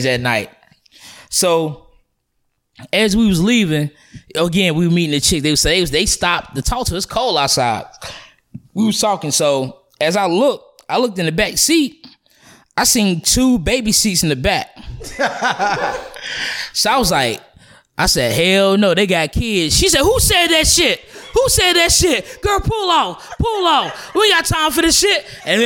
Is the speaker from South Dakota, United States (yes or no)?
no; Charlotte, North Carolina, United States; I'm from Charlotte